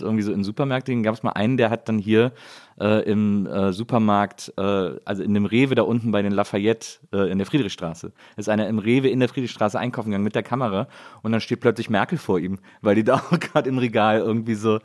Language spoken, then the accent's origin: German; Wesseling, North Rhine-Westphalia, Germany; moved away; also born or lived in Munich; ich bin ja in Wesseling aufgewachsen, das ist genau zwischen Köln und Bonn